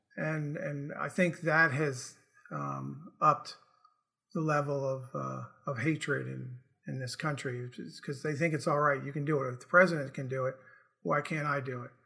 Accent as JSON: {"language": "English", "town": "Morristown", "region": "New Jersey", "country": "United States", "tie": "born or raised there", "moved": "as an adult", "lives_now": "Charleston, United States", "said": "I grew up in Morristown, New Jersey. Made my way to West Virginia by going to college at Bethany College, then came down to Charleston, and I've been in Charleston for forty years"}